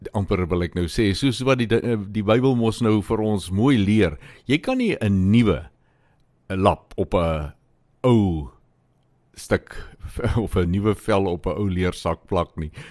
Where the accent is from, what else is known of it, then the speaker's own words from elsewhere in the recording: Limpopo, South Africa; Daar waar ek vandaan kom in die Limpopo provinsie